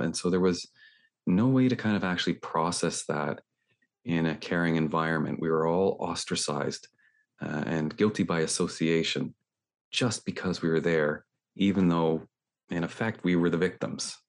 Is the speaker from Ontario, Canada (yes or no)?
yes; Toronto, Ontario, Canada; I'm talking here from Toronto in Canada